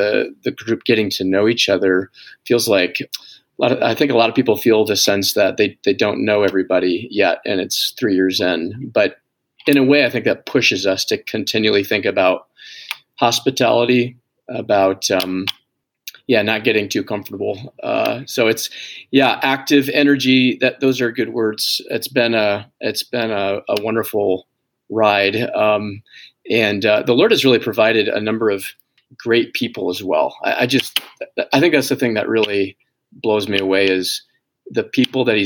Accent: Zeeland, Michigan, United States; I'm from Zealand, born and raised here.

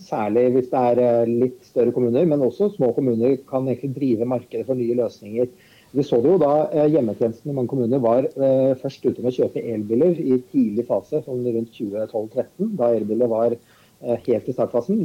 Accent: Viken, Norway; jeg kommer jo fra Østfold sjøl

